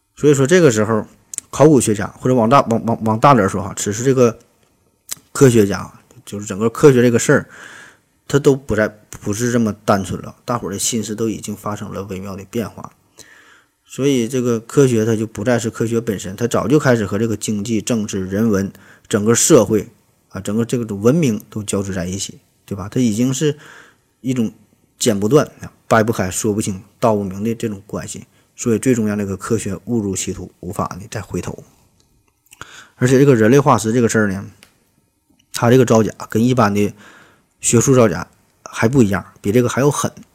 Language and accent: Chinese; China; 咱作为中国人，咱也挺高兴